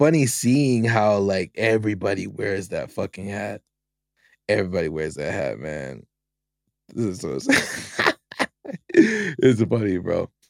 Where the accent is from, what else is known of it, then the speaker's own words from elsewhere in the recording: California, United States; now in Nevada, United States; I'm a Calvadian.